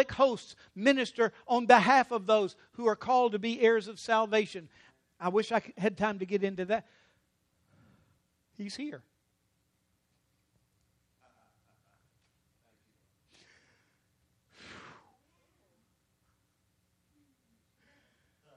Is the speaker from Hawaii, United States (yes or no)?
no; Louisiana, United States; I'm from Louisiana.